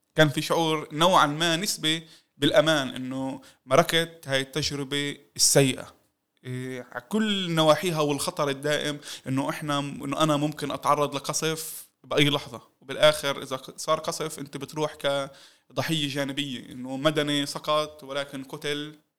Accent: Palestine

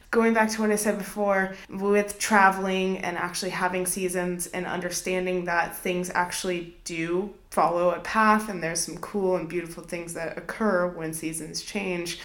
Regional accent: Southwest, United States; moved away; I grew up in the Southwest.

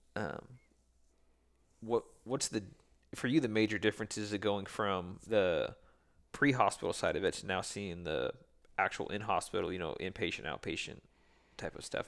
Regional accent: west of Seattle, Washington, United States; I'm west of Seattle

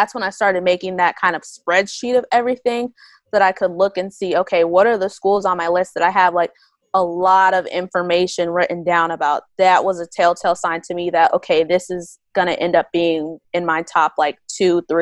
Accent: Midwest, United States; I'm from the Midwest

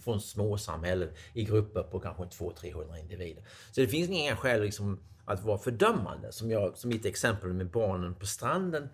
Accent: Sweden

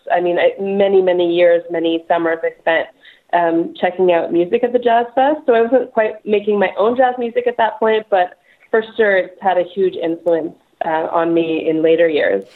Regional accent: Montreal, Quebec, Canada; moved away as an adult; now in Vancouver, Canada; Montreal, born and raised

